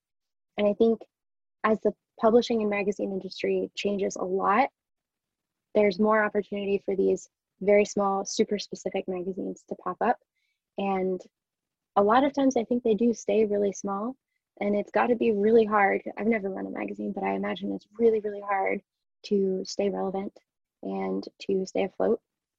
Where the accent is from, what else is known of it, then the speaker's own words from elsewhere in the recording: Rhode Island, United States; now in London, United Kingdom; I didn't grow up in London or England or the UK. I grew up in Rhode Island, which in a lot of ways is very similar to here, but is completely different in other ways.